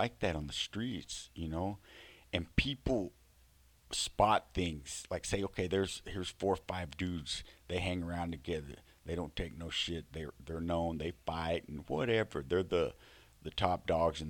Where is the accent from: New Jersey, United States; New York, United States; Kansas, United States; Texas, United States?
Texas, United States; Fort Worth; I'm from Texas, okay? I grew up in Fort Worth.